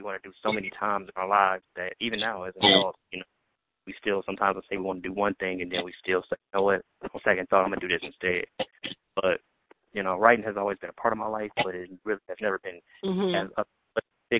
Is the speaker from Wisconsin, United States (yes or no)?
yes; Milwaukee, Wisconsin, United States; Milwaukee, Wisconsin.